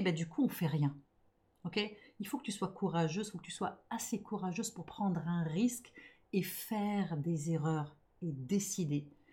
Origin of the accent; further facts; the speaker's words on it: Montreal, Quebec, Canada; je suis montréalaise, donc je suis franglophone